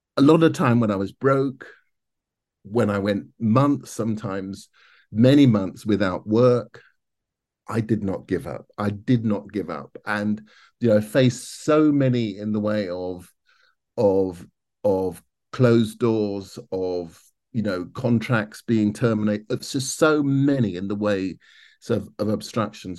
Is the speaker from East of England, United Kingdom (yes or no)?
no; London, United Kingdom; I grew up in South London